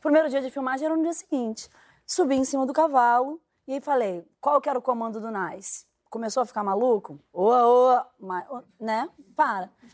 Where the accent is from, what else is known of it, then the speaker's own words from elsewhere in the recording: Minas Gerais, Brazil; moved away as an adult; now in Rio de Janeiro, Brazil; Sou mineira